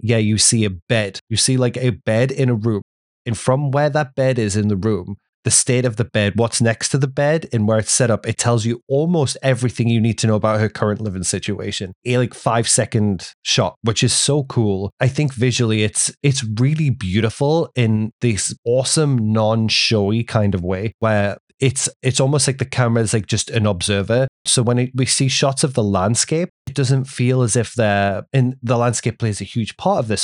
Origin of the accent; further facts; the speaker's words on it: England, United Kingdom; now in United States; growing up in England